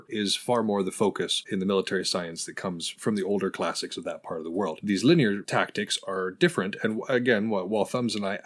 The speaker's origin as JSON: {"language": "English", "town": "White Pine", "region": "Montana", "country": "United States", "tie": "born or raised there", "said": "I grew up in White Pine, Montana"}